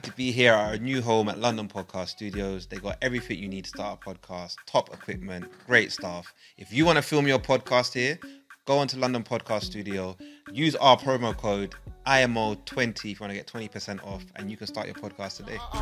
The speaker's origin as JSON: {"language": "English", "area": "Buganda", "region": "Central Region", "country": "Uganda", "said": "I'm a Muganda from Uganda of Buganda"}